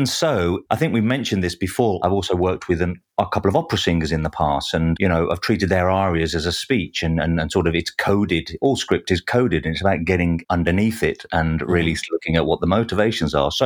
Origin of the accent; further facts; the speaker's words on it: Black Country, West Midlands, United Kingdom; now in London, United Kingdom; in my neck of the woods where I grew up in the Black Country